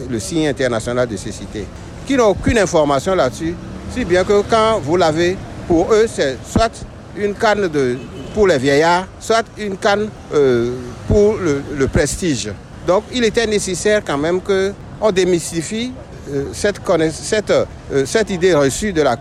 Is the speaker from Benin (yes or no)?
yes; Benin; En tant que béninois, tout d'abord, je dirais bonne fête à tout, tout chacun.